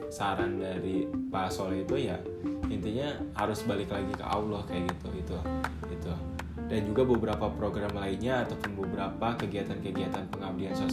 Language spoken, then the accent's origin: Indonesian; West Java, Indonesia; walaupun mereka tuh orang Jawa mereka tuh seringnya ngomong bahasa Jawa aku tuh orang Sunda kayak gitu kita kadang komunikasi gak nyambung